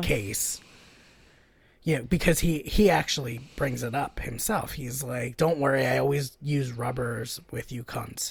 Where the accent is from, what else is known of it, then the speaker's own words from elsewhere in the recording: the South, United States; I'm fucking technically from the South, and I feel like a foreigner in the South